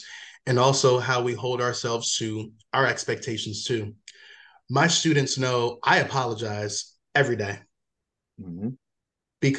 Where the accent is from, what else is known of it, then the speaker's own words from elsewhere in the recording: Waldorf, Maryland, United States; also born or lived in Washington, District of Columbia, United States / Prince George's County, Maryland; Maryland, majority of my life, lived in PG for like 4 years, and then Charles County, Waldorf, Super Maryland